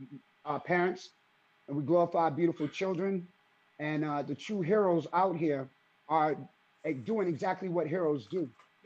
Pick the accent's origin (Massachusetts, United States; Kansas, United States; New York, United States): Massachusetts, United States; Boston; growing up in Jamaica Plain and also Roxbury